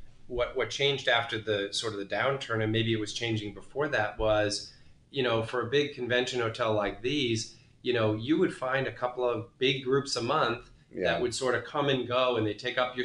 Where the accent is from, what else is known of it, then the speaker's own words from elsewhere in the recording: New England, United States; I'm from New England